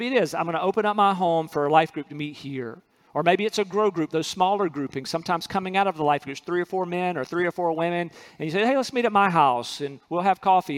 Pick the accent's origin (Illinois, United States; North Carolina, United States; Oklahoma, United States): North Carolina, United States; where I'm from in North Carolina, city boy in North Carolina